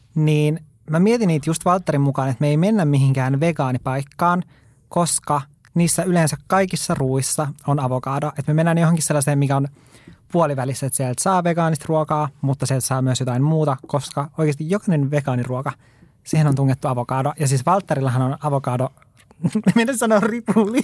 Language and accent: Finnish; Oulu, North Ostrobothnia, Finland; also born or lived in Lapland; mä oon Oulusta kotoisin